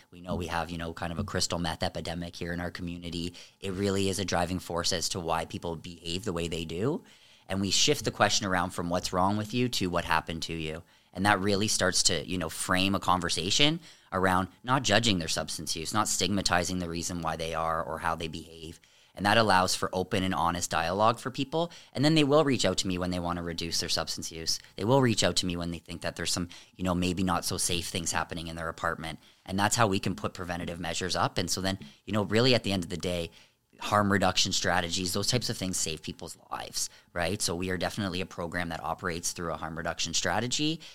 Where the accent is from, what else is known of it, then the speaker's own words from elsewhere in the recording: Amherstburg, Ontario, Canada; I was raised in Amherstburg